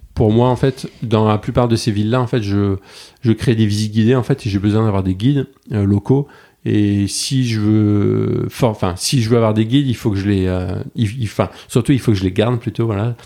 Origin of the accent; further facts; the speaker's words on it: Bordeaux, Nouvelle-Aquitaine, France; also born or lived in New York; je suis bordelais